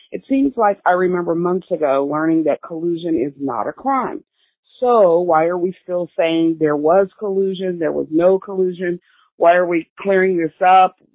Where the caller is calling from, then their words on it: Long Beach, California, United States; from Long Beach, California